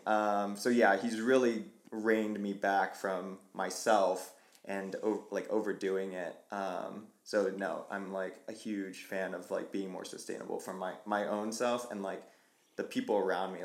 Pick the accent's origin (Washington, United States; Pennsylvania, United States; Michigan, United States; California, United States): Washington, United States; Vancouver; moved away as an adult; also born or lived in Portland, Oregon; now in Colorado, United States; prior to moving to Colorado, like tapped into like my hometown. We call it the Vantucky Trail Runners.